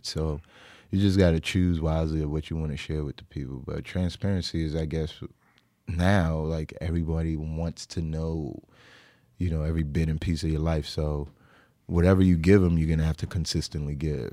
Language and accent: English; Brooklyn, New York, United States; born and raised in Brooklyn.